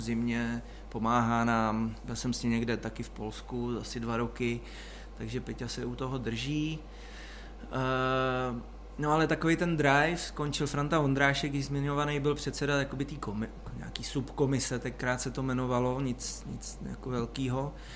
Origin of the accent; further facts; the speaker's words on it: Cheb, Karlovy Vary Region, Czechia; já jsem z Chebu